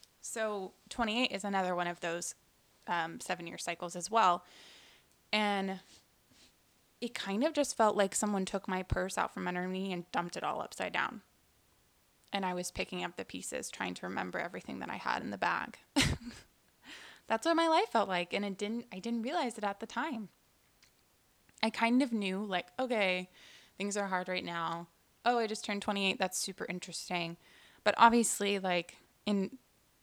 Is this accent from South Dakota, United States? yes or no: no; Houston, Texas, United States; also born or lived in New York; I was born in New York, but we moved here in Houston shortly after I was born